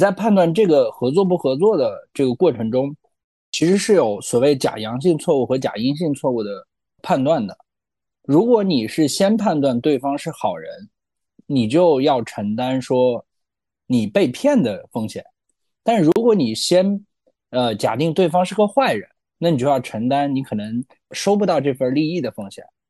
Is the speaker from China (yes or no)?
yes; China; 其实我们都是中国人嘛